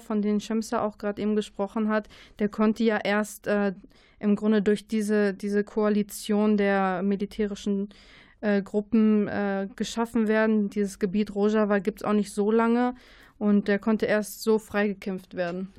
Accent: Germany; wir als Deutsche

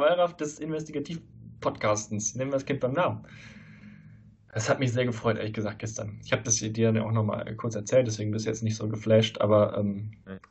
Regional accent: Leverkusen, North Rhine-Westphalia, Germany; now in Saarland, Germany; in Leverkusen, wo ich herkomme

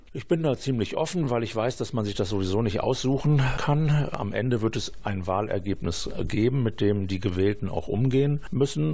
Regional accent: Düsseldorf, North Rhine-Westphalia, Germany; moved away as an adult; now in Bielefeld, Germany; bin gebürtiger Düsseldorfer

